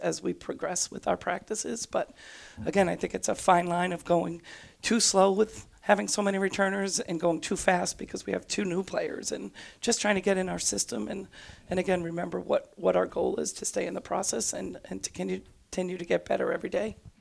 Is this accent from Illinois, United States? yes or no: no; Worcester, Massachusetts, United States; growing up in Worcester